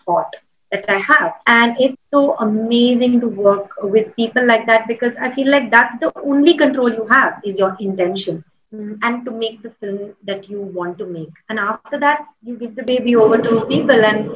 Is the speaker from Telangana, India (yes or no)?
yes; Hyderabad, Telangana, India; I'm from Hyderabad